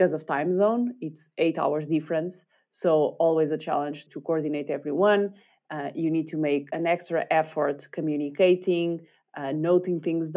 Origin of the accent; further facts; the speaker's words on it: Portugal; we happened to be Portuguese